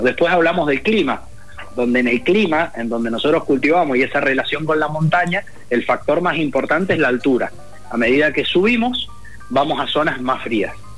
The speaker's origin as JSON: {"language": "Spanish", "region": "Mendoza", "country": "Argentina", "said": "la relación como mendocinos que tenemos con el vino"}